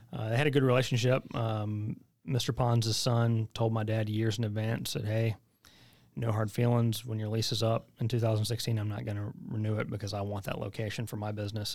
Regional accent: White Cross, North Carolina, United States; also born or lived in Chapel Hill, North Carolina; I just tell people I'm from Chapel Hill 'cause nobody knows where White Cross is

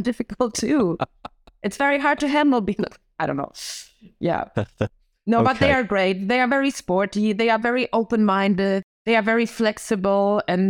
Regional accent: Germany; English is a second language; My parents are Polish, so they are from Warsaw, but I was born in Germany and like my education was in Germany. So I went to normal schools. Unfortunately, we moved a lot. So every year we moved to a different city until I was 11.

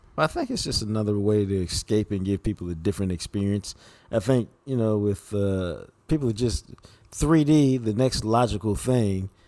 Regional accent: Dallas, Texas, United States; I grew up on Wind Chime Drive

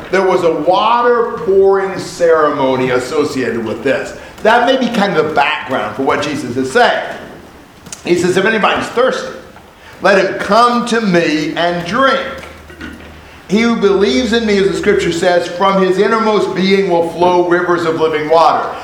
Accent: Indianapolis, Indiana, United States; also born or lived in Vincennes, Indiana; I was not born in Indianapolis. I was born in Vincennes. And when I was 10 months old, we moved to Indianapolis

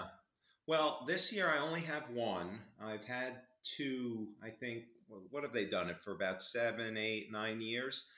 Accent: Long Island, New York, United States; also born or lived in Albany, New York; I grew up on Long Island in New York

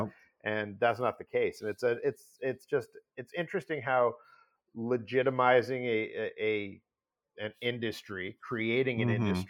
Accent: outside of St. Louis, Missouri, United States; grew up outside of St. Louis, Missouri

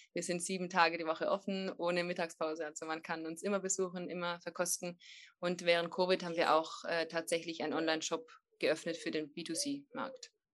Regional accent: Trentino-Alto Adige, Italy; warum sitzt da eine Italienerin und spricht Deutsch? Wir sind eine gemischte Familie

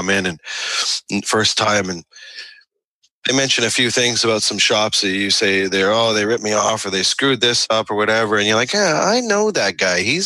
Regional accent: Canada; I'm Canadian

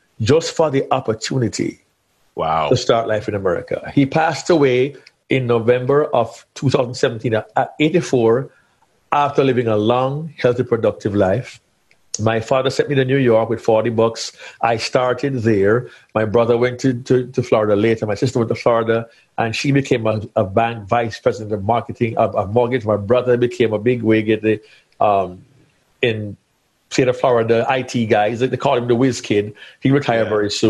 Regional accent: Jamaica; also born or lived in central Georgia, United States; now in Georgia, United States; being a Jamaican boy from way, way back in the day, of the old islands

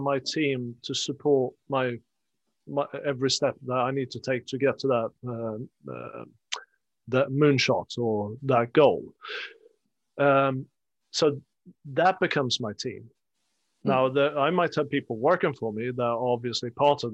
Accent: Sweden; moved away; I come from Sweden, and we have a north-south divide as well. I'm from the south coast.

